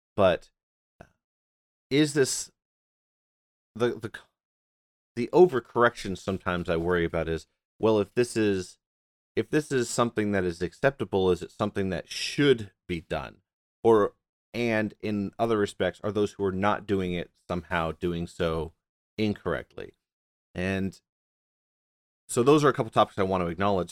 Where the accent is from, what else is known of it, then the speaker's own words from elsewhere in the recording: United States; I'm like a, an A ninth, tenth generation American